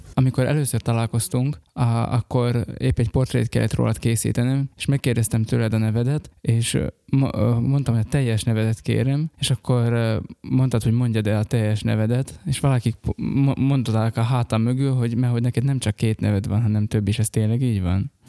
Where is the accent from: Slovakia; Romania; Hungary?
Slovakia; Upper Hungary, Felvidék; mi felvidékiek vagyunk